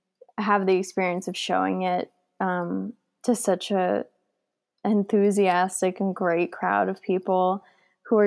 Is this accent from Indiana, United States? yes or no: no; New Jersey, United States; I'm from New Jersey